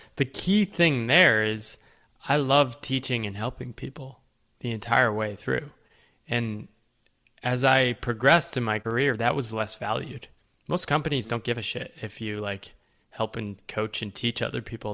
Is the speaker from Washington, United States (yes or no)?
no; Connecticut, United States; So I was born in Connecticut. Uh, the woodsy part of Connecticut. So, kinda grew up small town